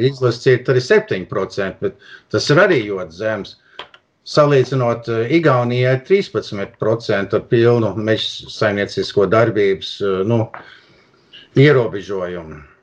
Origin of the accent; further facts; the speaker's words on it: Toronto, Ontario, Canada; es piedzimu Toronto, un, un tajā laikā nu, tēvam nebija pastāvīgi darbs.